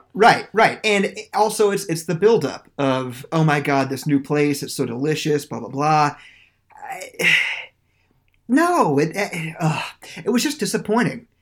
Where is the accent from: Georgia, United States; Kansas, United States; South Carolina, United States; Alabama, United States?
Kansas, United States; Norwich; now in St. Petersburg, United States; There was a place in Norwich, Kansas, where I went to high school. It's pretty much my hometown.